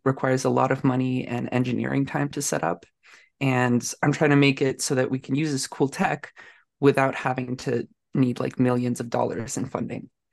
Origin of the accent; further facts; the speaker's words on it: Canada; I'm a Canadian tech person living in Ottawa